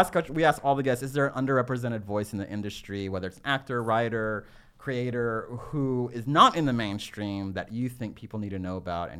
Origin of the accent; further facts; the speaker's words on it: Texas, United States; We're both from Texas.